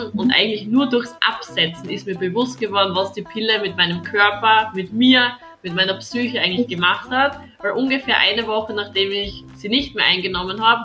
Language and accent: German; Styria, Austria; bin 22 Jahre alt und komme aus der Steiermark, das heißt aus Österreich. Das hört man vielleicht